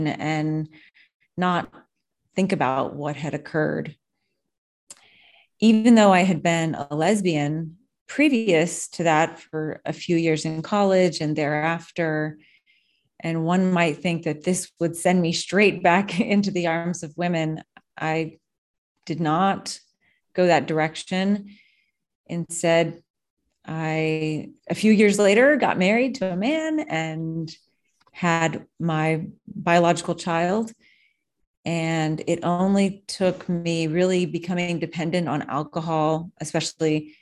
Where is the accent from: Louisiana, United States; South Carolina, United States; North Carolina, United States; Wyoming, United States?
Louisiana, United States; New Orleans; I'm from New Orleans and we were in Florida